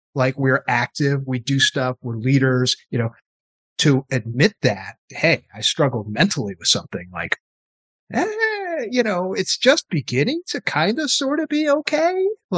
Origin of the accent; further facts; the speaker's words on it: East Coast, United States; I grew up on the East Coast